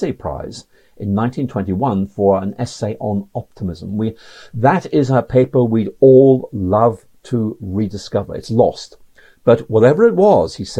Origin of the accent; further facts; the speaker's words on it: Belfast, Northern Ireland, United Kingdom; when I was growing up in Belfast